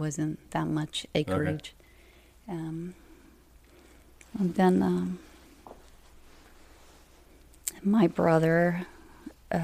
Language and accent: English; Carthage, Missouri, United States; I was born in raised around Carthage, Brooklyn Heights